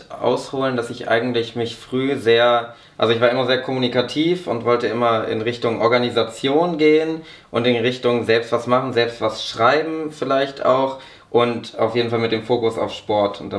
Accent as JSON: {"language": "German", "town": "Braunschweig", "region": "Lower Saxony", "country": "Germany", "said": "ich komme aus Braunschweig, auch für das Fanradio von Eintracht Braunschweig"}